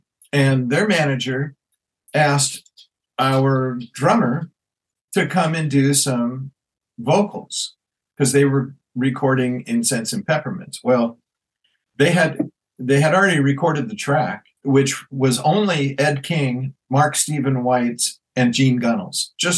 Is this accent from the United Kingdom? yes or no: no; Ireland; And I thought, growing up in Ireland, you didn't get forced to play violin another way.